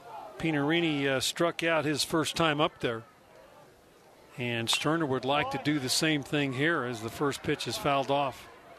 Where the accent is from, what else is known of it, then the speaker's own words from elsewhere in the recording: Paducah, Kentucky, United States; I was born in Paducah, Kentucky, which is across the river from Metropolis, okay. Illinois.